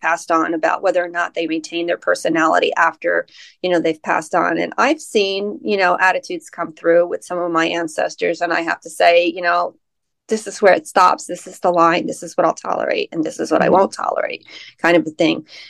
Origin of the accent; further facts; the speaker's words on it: United States; being American